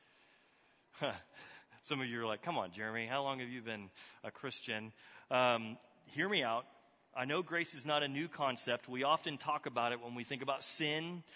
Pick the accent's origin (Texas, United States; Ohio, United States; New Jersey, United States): Texas, United States; moved away; I grew up in Texas